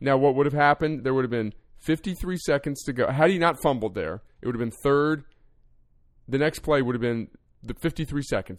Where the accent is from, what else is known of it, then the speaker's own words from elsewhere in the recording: New Jersey, United States; my home state